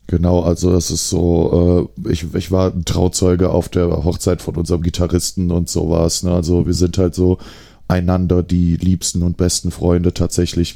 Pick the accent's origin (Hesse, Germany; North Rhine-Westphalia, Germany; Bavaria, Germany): North Rhine-Westphalia, Germany; Aachen; als Aachener